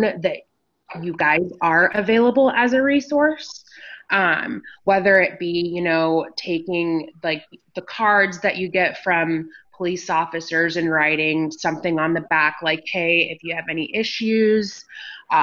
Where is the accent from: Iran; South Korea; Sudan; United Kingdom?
Sudan; now in Iowa City, United States; I have lived in Iowa City for probably almost 21 years now. I'm an immigrant from Sudan